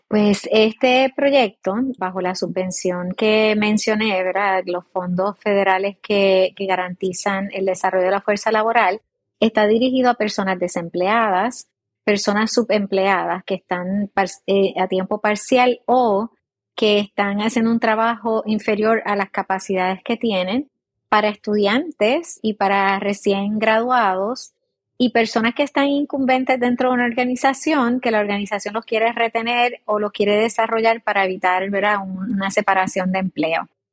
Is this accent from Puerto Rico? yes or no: yes; San Sebastián, Puerto Rico; nací en el área oeste, soy de San Sebastián de las Vegas del Pepino, acá en Puerto Rico